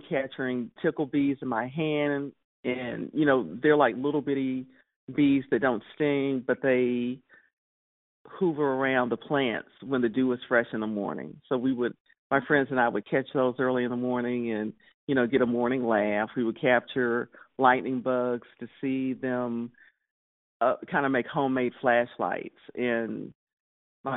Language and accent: English; Houston, Texas, United States; also born or lived in Dallas, Texas; I'm originally from Houston, Texas. I was born in Houston and also lived during a part of my childhood in Dallas, Texas